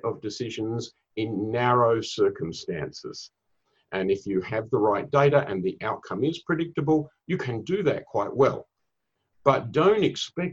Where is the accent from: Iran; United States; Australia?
Australia; now in Singapore; I'm originally from Australia. I live up in Singapore.